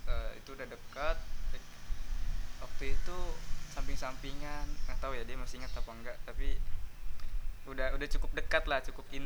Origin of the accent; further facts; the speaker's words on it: Bima, West Nusa Tenggara, Indonesia; also born or lived in Bekasi; kampung gue di Bima dari Bima di Nusa Tenggara Barat Nusa Tenggara Barat gue waktu itu pindah dari Bekasi ke sana